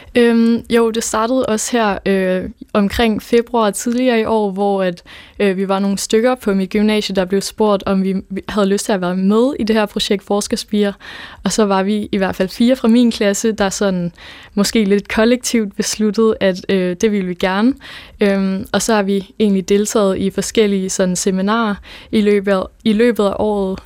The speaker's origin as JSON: {"language": "Danish", "town": "Nuuk", "region": "Sermersooq", "country": "Greenland", "first_language": "Danish", "moved": "yes", "lives_now": "Odense, Denmark"}